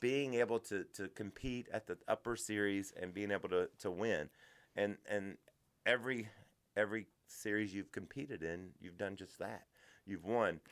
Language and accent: English; Kentucky, United States; I grew up in Kentucky. And as a kid in Kentucky